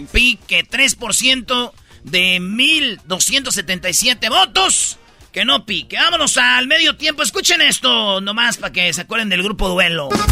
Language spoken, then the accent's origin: Spanish; Jiquilpan, Michoacán, Mexico; los de mi pueblo, Jiquilpa